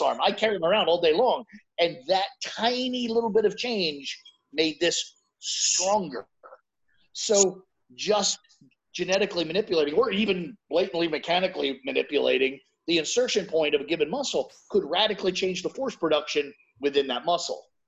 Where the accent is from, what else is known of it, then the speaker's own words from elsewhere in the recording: United States; I'm American, so maybe I'm just looking through an American lens.